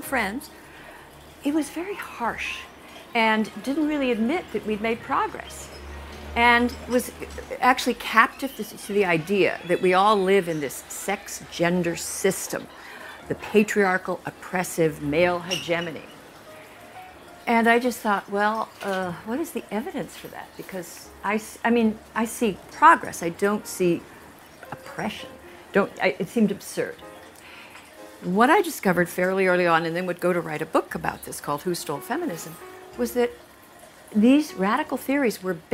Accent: United States; I am from the United States

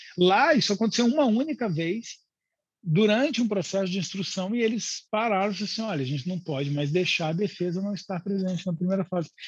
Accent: Brazil

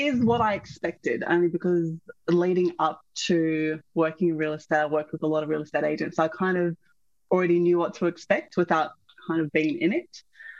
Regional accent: Sydney, New South Wales, Australia; I grew up in East Lakes, which is a neighboring suburb to Rosebery.

